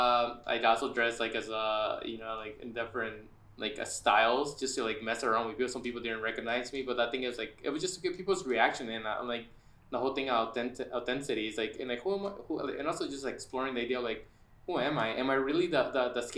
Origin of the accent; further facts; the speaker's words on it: San Diego, California, United States; also born or lived in Bay Area; I grew up in San Diego, my first like almost like 20 years, moved to the Bay Area when I was like in my early 20s, did a year over there, came back to San Diego